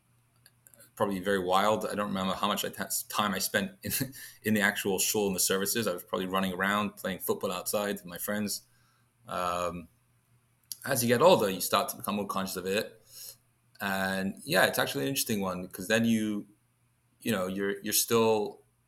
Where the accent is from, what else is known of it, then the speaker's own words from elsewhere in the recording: London, United Kingdom; moved away; I was born and raised in London, in England. Accent's still a little bit there, I think.